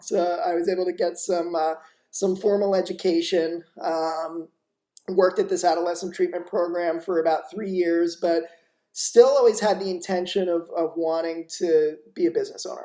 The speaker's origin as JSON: {"language": "English", "town": "Boca Raton", "region": "Florida", "country": "United States", "tie": "born or raised there", "also_born_or_lived": "New York", "said": "i was born in new york and then grew up in uh, boca raton florida"}